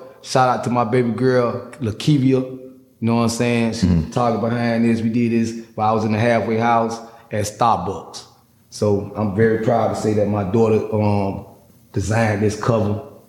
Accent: Miami, Florida, United States; I'm an OG from Miami, man.

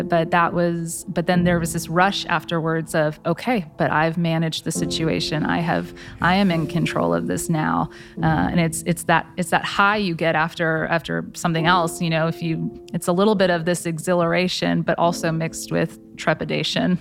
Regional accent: Flower Mound, Texas, United States; I grew up in Flower Mound. I, born and raised

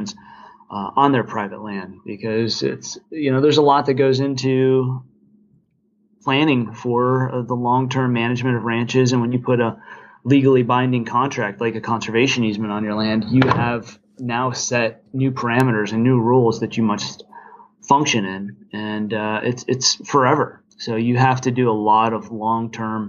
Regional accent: Cleveland, Ohio, United States; moved away as an adult; also born or lived in North Carolina / Virginia; now in Carbondale, United States; I was born and raised just on the south side of Cleveland, Ohio

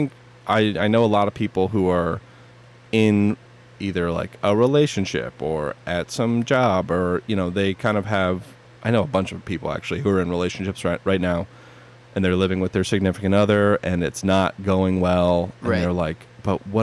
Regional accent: East Coast, United States; moved away as an adult; also born or lived in Long Island / Manhattan; now in Los Angeles, United States; I'm from the East Coast

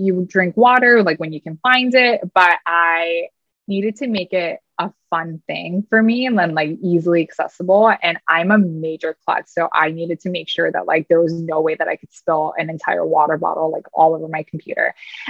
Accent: Wisconsin, United States; moved away; also born or lived in New York City; my home state of Wisconsin

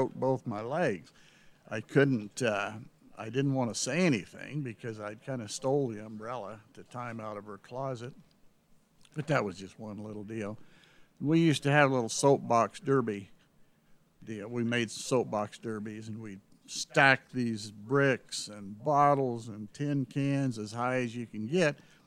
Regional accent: North Platte, Nebraska, United States; also born or lived in Salt Lake City, Utah / Hooker, Oklahoma / Canyon City, Colorado; we spent our wonder years growing up in North Platte.

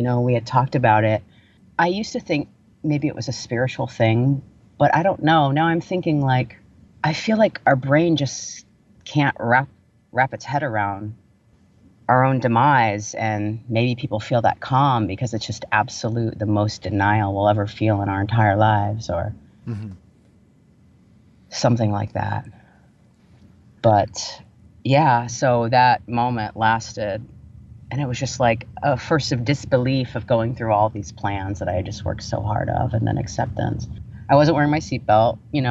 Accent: Vero Beach, Florida, United States; growing up in the South

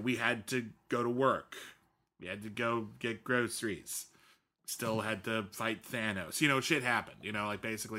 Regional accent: Scotland, United Kingdom; moved away; being Scottish

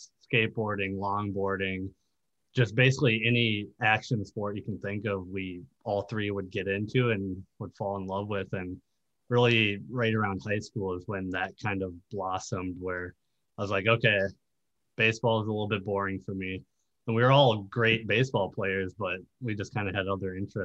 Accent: Lino Lakes, Minnesota, United States; moved away as an adult; now in Los Angeles, United States; in Minnesota, of course, born and raised, basically same exact house

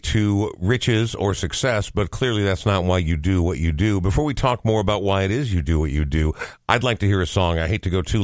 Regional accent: Coon Rapids, Minnesota, United States; I grew up in Coon Rapids, which is just about 35 minutes north of where we are right now

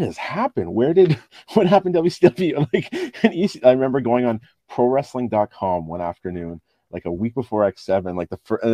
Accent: Ottawa, Ontario, Canada; growing up in Ottawa, there wasn't a whole lot of wrestling here.

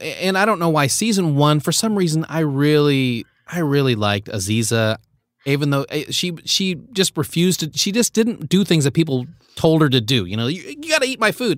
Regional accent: Philippines; moved away; I was born in the Philippines

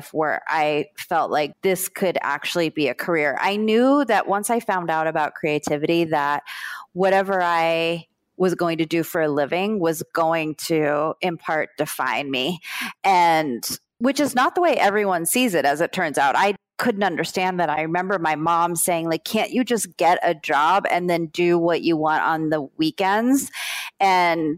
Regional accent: South Florida, United States; also born or lived in Brooklyn, New York; I grew up in South Florida

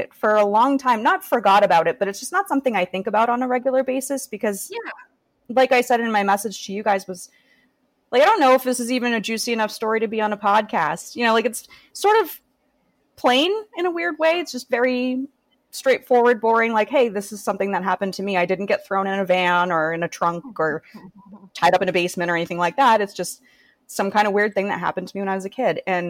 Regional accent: Massachusetts, United States; I'm from Massachusetts in the States

